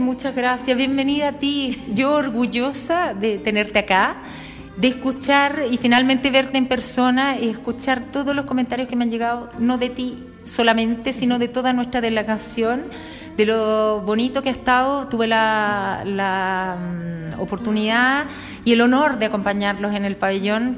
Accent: Chile; now in Bologna, Italy; soy chilena

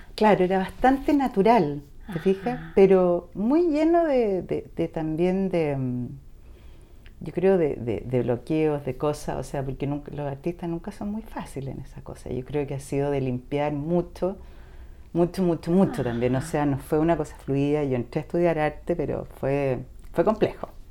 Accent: Chile; somos chilenos, absolutamente chilenos

